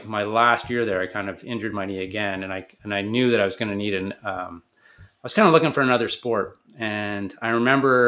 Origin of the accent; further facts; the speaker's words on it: Kingston, Ontario, Canada; I grew up in Kingston, Ontario, playing hockey.